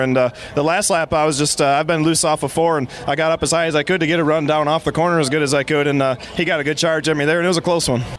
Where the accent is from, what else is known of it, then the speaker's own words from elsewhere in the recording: Concord, North Carolina, United States; growing up in Concord and going to the track